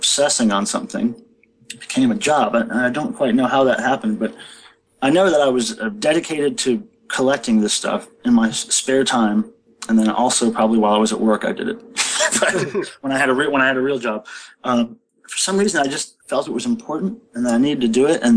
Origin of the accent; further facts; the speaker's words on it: Stow, Ohio, United States; I was born in Stowe, right outside of Akron. Back then I was going to Catholic school